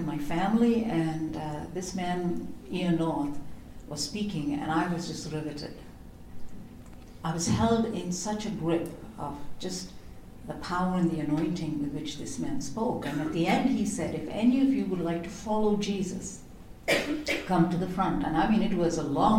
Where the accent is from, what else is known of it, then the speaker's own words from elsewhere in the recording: India; I grew up in India.